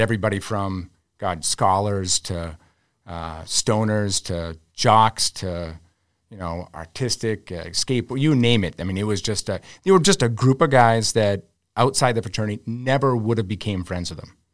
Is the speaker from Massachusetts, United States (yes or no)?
yes; Arlington, Massachusetts, United States; growing up in Arlington